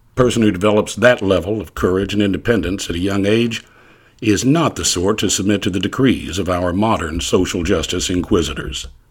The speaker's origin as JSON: {"language": "English", "region": "ArkLaTex", "country": "United States", "tie": "born or raised there", "said": "growing up in the Architects during the seventies"}